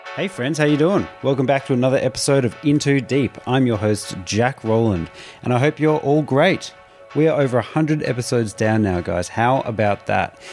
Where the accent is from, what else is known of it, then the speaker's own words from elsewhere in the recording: Australia; growing up in Australia